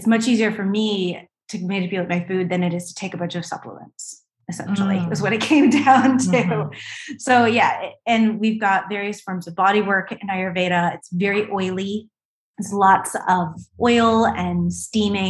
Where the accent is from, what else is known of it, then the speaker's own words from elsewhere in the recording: East Coast, United States; I was from the East Coast.